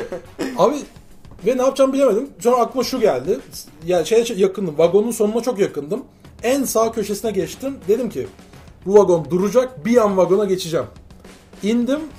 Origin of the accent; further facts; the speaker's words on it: Constanța, Constanța County, Romania; ben Köstenceliyim